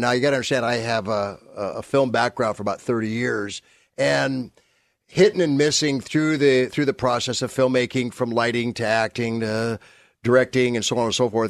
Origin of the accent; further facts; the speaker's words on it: San Fernando Valley, California, United States; also born or lived in Burbank; I came from, uh, Burbank. Well, actually, I came from the San Fernando Valley area